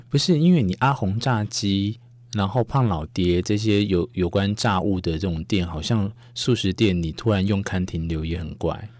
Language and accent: Chinese; Taiwan; 我们台湾人